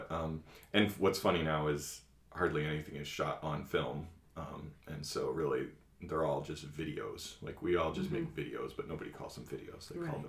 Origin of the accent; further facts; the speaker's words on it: Maine, United States; also born or lived in Massachusetts; I'm a corn-fed white boy from, you know, I grew up in Maine and Massachusetts, and, you know, not a very diverse community.